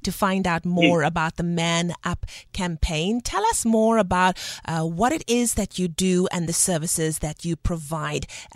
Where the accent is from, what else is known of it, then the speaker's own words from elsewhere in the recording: Cape Town, Western Cape, South Africa; I'm from Balhar as well